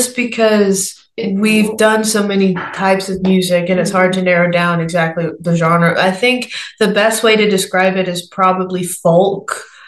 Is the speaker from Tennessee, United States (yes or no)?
yes; Nashville, Tennessee, United States; I'm 23 years old, born and raised in Nashville, Tennessee.